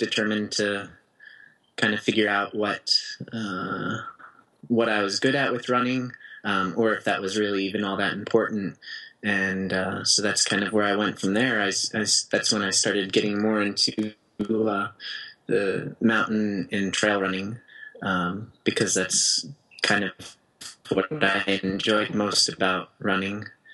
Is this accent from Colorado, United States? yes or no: yes; Aspen, Colorado, United States; also born or lived in Portland, Oregon; my hometown of Aspen